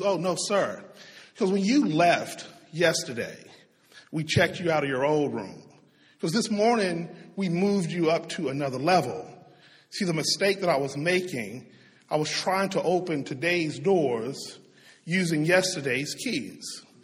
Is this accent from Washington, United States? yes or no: no; Tyler, Texas, United States; moved away; also born or lived in Shreveport, Louisiana; my hometown of Tyler, Texas